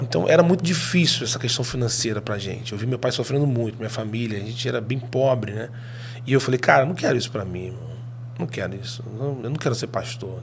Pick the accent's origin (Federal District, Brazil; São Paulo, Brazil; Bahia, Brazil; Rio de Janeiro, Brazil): Rio de Janeiro, Brazil; also born or lived in Espírito Santo; nós somos do Rio de Janeiro